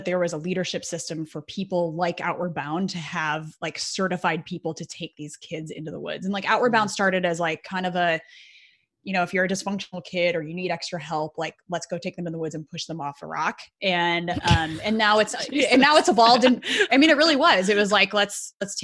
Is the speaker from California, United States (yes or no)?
no; Chicago, Illinois, United States; also born or lived in Colorado; I'm from Chicago